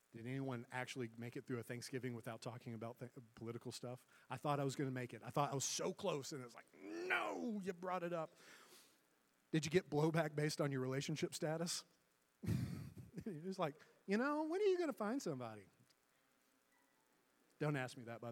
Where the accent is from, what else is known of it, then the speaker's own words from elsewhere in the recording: the South, United States; I'm from the South